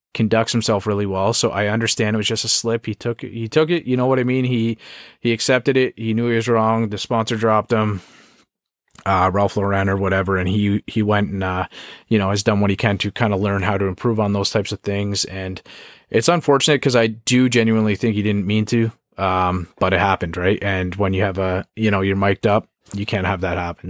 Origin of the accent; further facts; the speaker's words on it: Canada; it's tough times for us right now, Canadian